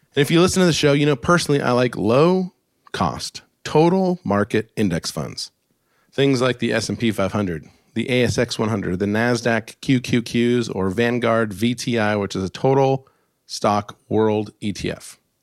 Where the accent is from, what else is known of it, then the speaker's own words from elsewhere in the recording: Alaska, United States; I grew up in Alaska in the snow